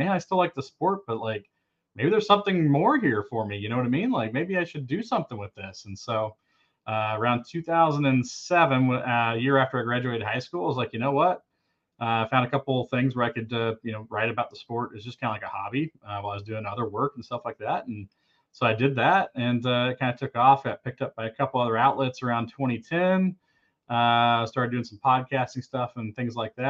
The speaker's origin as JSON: {"language": "English", "town": "The Colony", "region": "Texas", "country": "United States", "tie": "born or raised there", "also_born_or_lived": "Carrollton, Texas / Fort Worth, Texas", "moved": "as an adult", "said": "I'm a native Texan. So I was born in Carrollton, Texas, was raised in the Colony, Texas, and lived in Fort Worth, Texas all the way up until 2021"}